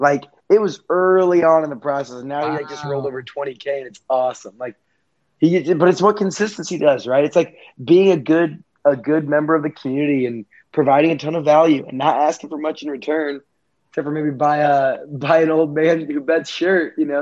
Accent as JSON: {"language": "English", "town": "Indianapolis", "region": "Indiana", "country": "United States", "said": "we're from Indianapolis"}